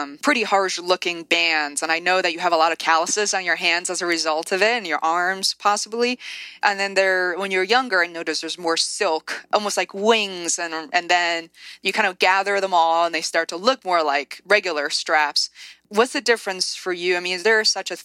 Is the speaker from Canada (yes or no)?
no; China; I grew up in China